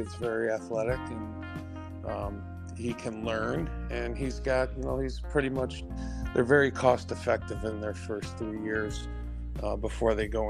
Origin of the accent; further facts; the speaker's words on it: Detroit, Michigan, United States; I'm from the Detroit area